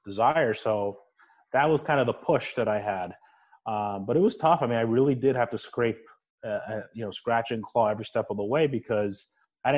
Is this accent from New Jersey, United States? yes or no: yes; New Jersey, United States; I grew up in New Jersey. I was a first-generation Cuban-American.